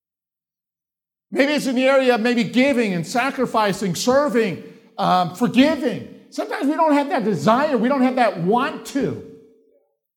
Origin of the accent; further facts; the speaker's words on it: Chicago, Illinois, United States; moved away; I'm from Chicago. We don't have mountains in Chicago.